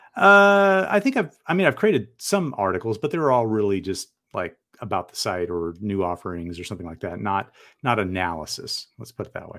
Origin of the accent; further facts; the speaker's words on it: San Diego, California, United States; also born or lived in Portland metro area, Oregon; now in Portland, United States; I grew up in San Diego